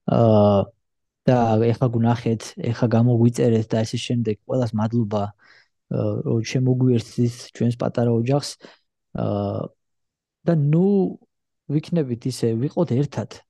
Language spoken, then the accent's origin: Georgian; Georgia; born or raised there; now in United States